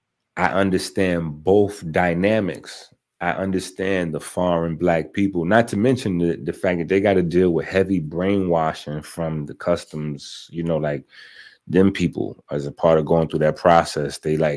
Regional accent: New York City, New York, United States; As a young Black man born in the South Bronx in the late 70s, I am American culture. Rap started with us, my generation. Like this, I'm the culture. But on the flip side, I'm Haitian

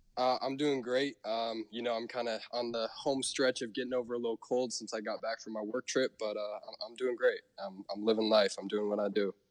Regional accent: Portland, Oregon, United States; also born or lived in Hawaii; growing up in Portland, we are one of the very few states where uh, we actually don't pump our own gas

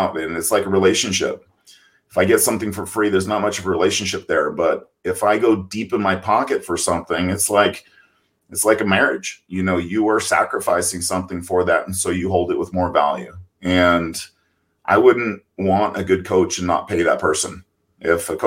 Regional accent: Oakdale, California, United States; I was born in Oakdale, California, on a cattle ranch.

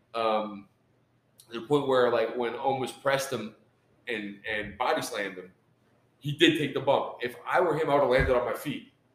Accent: Knoxville, Tennessee, United States; hailing from Knoxville, Tennessee. that's our hometown. That's my hometown

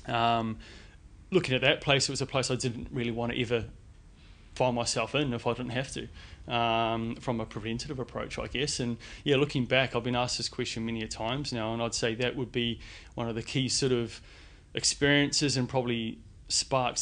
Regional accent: New Zealand; moved away as an adult; also born or lived in London, United Kingdom; now in Sydney, Australia; born and bred in New Zealand

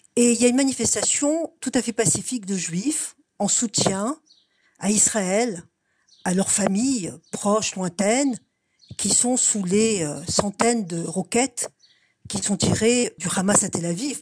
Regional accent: Strasbourg, Grand Est, France; now in Montreal, Canada; je viens de Strasbourg

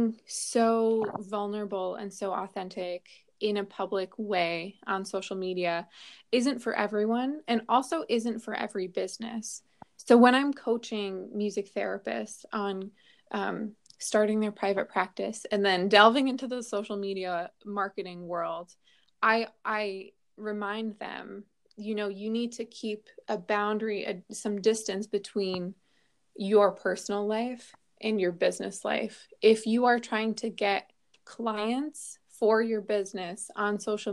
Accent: New Jersey, United States; moved away; I'm originally from New Jersey. I've just got that Jersey curl in me.

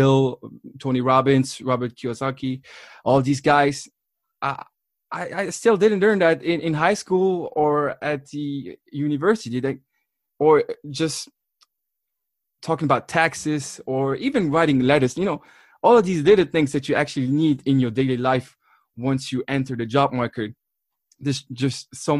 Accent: Luxembourg; being born and raised in Luxembourg

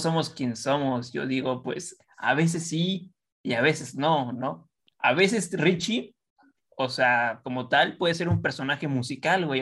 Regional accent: Estado de México, State of Mexico, Mexico; Nosotros del estado

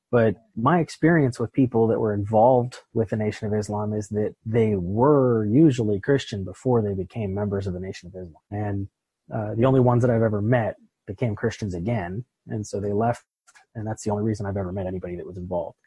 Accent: Pittsburgh, Pennsylvania, United States; moved away; I'm originally from Pittsburgh

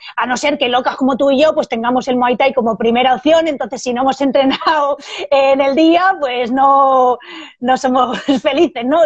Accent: Barcelona, Catalonia, Spain; moved away as an adult; also born or lived in Madrid; now in Salamanca, Spain; yo soy de Barcelona

